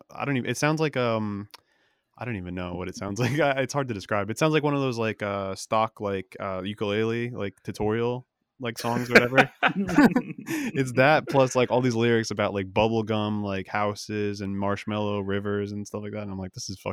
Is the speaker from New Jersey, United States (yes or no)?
yes; New Jersey, United States; also born or lived in Connecticut; New Jersey. I'm actually there right now. I moved out for a while. I was up in Connecticut.